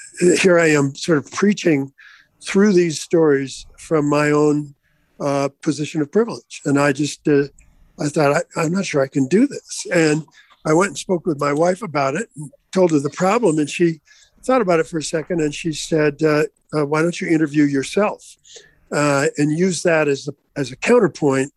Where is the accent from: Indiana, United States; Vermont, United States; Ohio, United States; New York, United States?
Vermont, United States; moved away; growing up in Vermont, until I departed